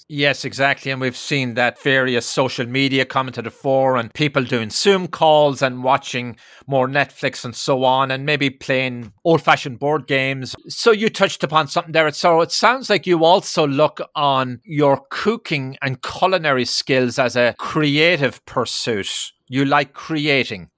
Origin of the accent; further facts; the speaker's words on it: Ireland; now in New York, United States; in my native Ireland